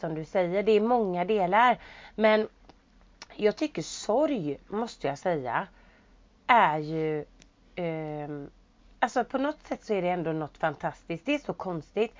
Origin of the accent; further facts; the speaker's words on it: Sweden; jag var hemma i Sverige